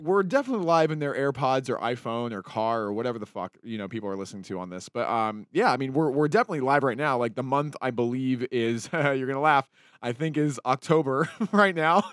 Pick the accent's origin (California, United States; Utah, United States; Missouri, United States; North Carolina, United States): Utah, United States; Salt Lake City; when I was growing up in Salt Lake